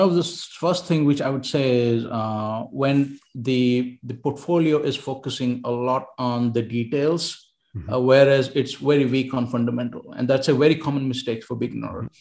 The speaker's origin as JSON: {"language": "English", "country": "India", "also_born_or_lived": "Barcelona, Spain / Helsinki, Finland", "moved": "as an adult", "said": "I was from India"}